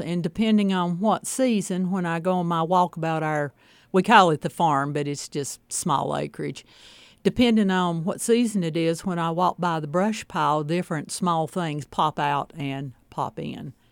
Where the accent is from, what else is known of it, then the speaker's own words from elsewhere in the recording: Kingsport, Tennessee, United States; I grew up in Kingsport, as close to the Virginia state line as you could get